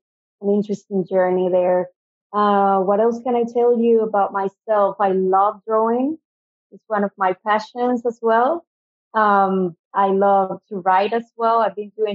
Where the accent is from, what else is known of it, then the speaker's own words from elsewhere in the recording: Venezuela; first language Spanish; English is a second language; moved away as an adult; also born or lived in Adelaide, Australia / United States; now in Sydney, Australia; I'm originally from Venezuela, so in South America. So I speak Spanish.